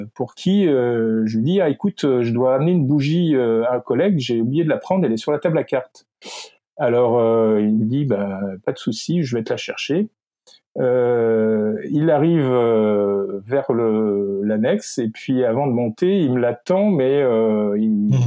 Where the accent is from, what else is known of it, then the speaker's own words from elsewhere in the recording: Lyon, Auvergne-Rhône-Alpes, France; moved away; also born or lived in Paris / Nantes; je suis né à Lyon